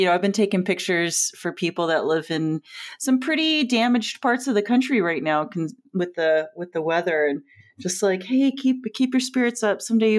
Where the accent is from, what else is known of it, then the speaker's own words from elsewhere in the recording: Joshua Tree, California, United States; now in Arizona, United States; the desert I grew up in was a lot of retired people, so it wasn't snowbirds. They were 100% living there, like retired from LA usually and moved to Joshua Tree.